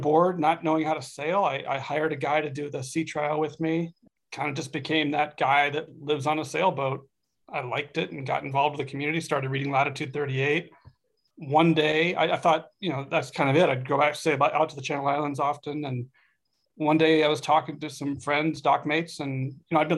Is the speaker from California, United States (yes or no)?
yes; Southern California, United States; moved away as an adult; also born or lived in Washington, D.C.; now in Arizona, United States; I grew up in Southern California.